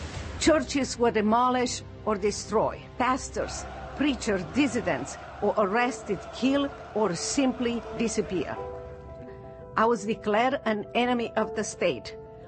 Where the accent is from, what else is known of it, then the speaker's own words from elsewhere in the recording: Romania; moved away; I am a survivor of the atrocities of socialists. I grew up under socialists in Romania.